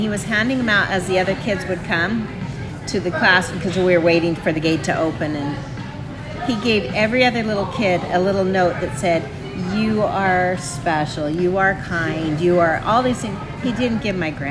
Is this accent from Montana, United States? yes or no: yes; Montana, United States; I grew up in the backwoods. I grew up in Montana